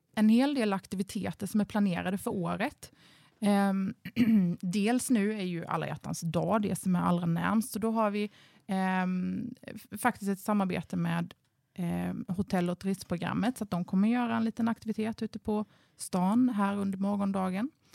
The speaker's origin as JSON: {"language": "Swedish", "town": "Ingelstad", "region": "Kronoberg County", "country": "Sweden", "also_born_or_lived": "Ronneby, Sweden", "moved": "as an adult", "lives_now": "Karlskrona, Sweden", "said": "Jag är faktiskt från Småland från början, mm. så att jag är inflyttad bleking."}